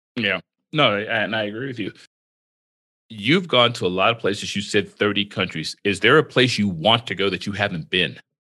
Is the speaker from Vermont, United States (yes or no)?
no; Florida, United States; I've had my experiences with growing up in Florida